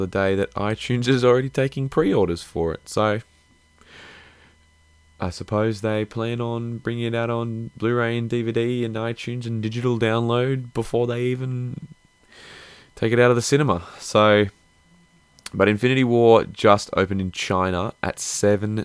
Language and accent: English; Australia; I'm Australian